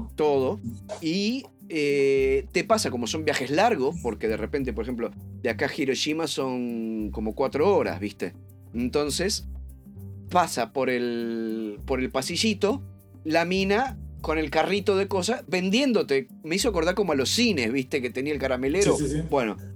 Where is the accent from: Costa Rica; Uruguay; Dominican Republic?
Uruguay; los dos somos uruguayos